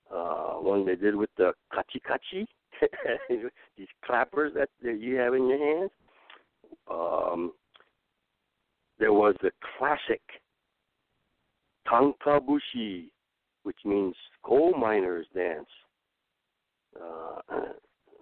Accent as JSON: {"language": "English", "town": "Chicago", "region": "Illinois", "country": "United States", "tie": "born or raised there", "said": "I was raised in Chicago"}